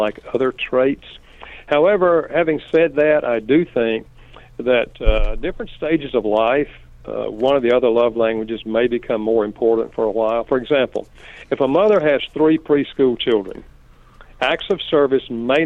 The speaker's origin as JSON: {"language": "English", "region": "North Carolina", "country": "United States", "said": "I'm from North Carolina"}